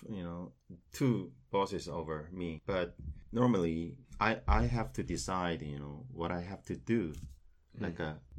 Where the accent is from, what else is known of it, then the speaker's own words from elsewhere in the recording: Daegu, South Korea; English is a second language; I graduated my college landscape architecture department, and in 1989, and I came from Daegu City.